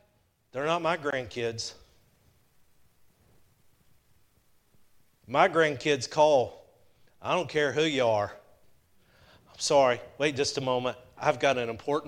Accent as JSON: {"language": "English", "area": "just south of Chattanooga", "region": "Georgia", "country": "United States", "tie": "born or raised there", "said": "I grew up in Georgia. I grew up just south of Chattanooga."}